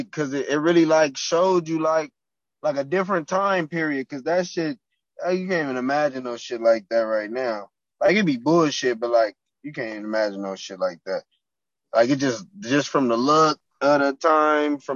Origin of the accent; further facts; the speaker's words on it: Compton, California, United States; I'm from Compton.